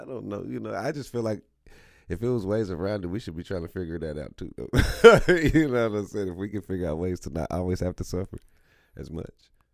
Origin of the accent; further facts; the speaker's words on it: Kansas City, Missouri, United States; growing up on Thirty Third and Highland, you know, was, you know, crazy within itself, just in the city